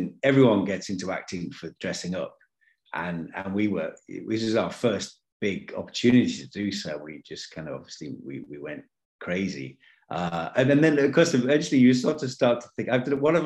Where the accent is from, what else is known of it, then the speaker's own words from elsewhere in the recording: United Kingdom; moved away as an adult; And it was filming in my hometown.